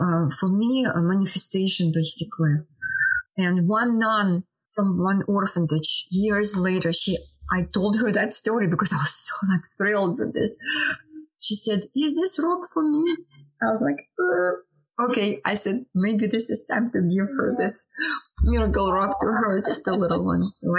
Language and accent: English; India; English is a second language; moved away; So that I came from India. Yeah, it was 2005.